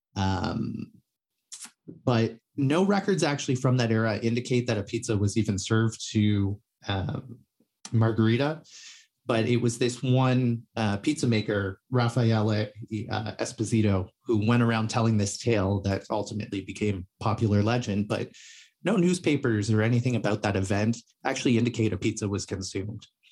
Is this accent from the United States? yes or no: no; Toronto, Ontario, Canada; I grew up in, uh, Toronto, Ontario, Canada.